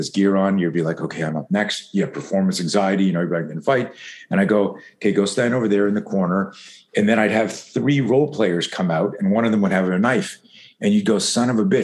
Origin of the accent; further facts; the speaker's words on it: East Coast, Canada; I grew up in Canada.